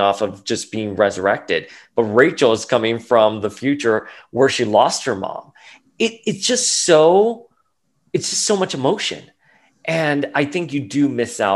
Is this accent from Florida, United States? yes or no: yes; Miami, Florida, United States; I grew up in Miami, like we did not go outside and play, you know, after like 8 p.m. during the 80s in Miami